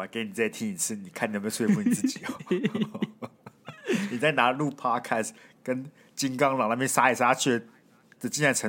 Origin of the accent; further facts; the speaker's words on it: Kaohsiung, Taiwan; 我很常去买我们家高雄那个巷口的汕头意面，但他搬家了，所以我很难过。